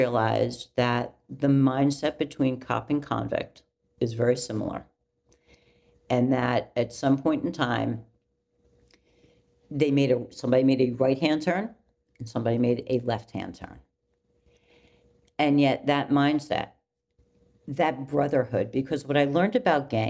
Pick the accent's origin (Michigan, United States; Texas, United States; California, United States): California, United States; moved away as an adult; also born or lived in New York City; I was from California